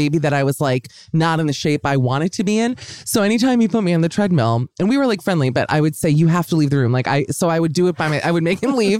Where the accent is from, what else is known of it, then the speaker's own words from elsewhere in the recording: Miami, Florida, United States; moved away; also born or lived in Los Angeles; I joined a gym in Miami where I grew up